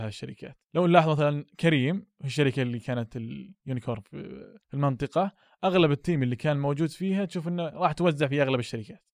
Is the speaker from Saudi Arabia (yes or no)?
yes; Saudi Arabia; عندنا في السعودية